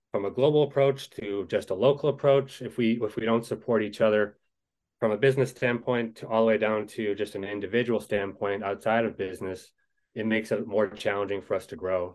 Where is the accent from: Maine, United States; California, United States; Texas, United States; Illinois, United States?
Maine, United States; moved away as an adult; now in Madison, United States; I am from the state of Maine originally.